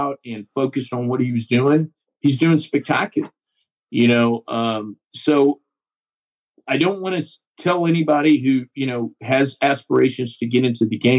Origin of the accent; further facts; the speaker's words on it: Seguin, Texas, United States; I've got an office in my hometown of Seguin, which is between Austin and San Antonio, Texas